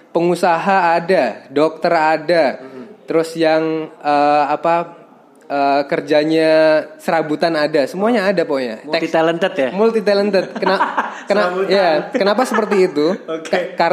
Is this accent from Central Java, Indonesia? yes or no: no; Yogyakarta, Special Region of Yogyakarta, Indonesia; Tapi uh, emang basic gue dulu waktu SMP kan gue dari Jogja nih.